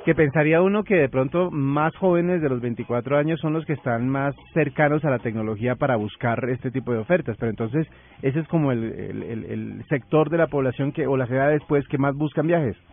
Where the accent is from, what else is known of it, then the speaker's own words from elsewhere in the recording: Colombia; como buenos colombianos